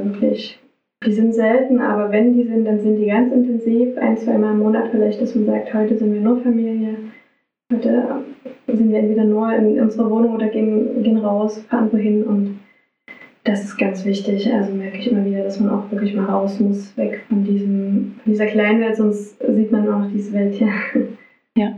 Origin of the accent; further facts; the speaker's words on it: Radebeul, Saxony, Germany; also born or lived in Dresden; ich komme hier aus der Gegend, meine Heimat ist Radebeul, Dresden